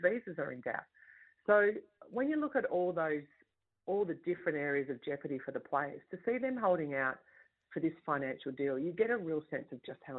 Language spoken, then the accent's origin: English; Sydney, New South Wales, Australia; me as a kid growing up in Western Sydney